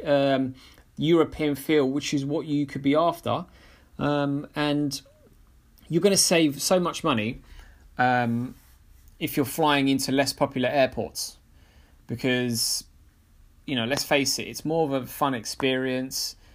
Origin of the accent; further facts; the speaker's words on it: London, United Kingdom; as a Londoner